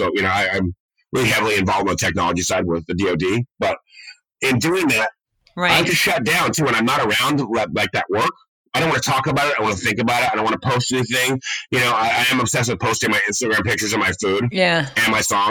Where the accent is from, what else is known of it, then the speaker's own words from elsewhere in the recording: Laguna Beach, California, United States; Because growing up in Laguna, right, I mean, like, when I moved to Laguna Beach, my mom, close to high school